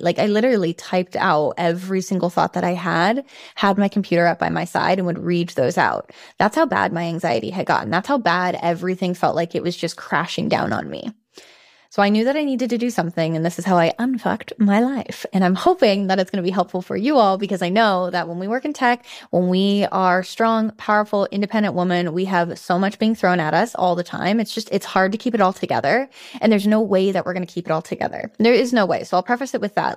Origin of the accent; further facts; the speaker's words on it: San Francisco, California, United States; moved away as an adult; also born or lived in Switzerland; then I moved to San Francisco, which is my hometown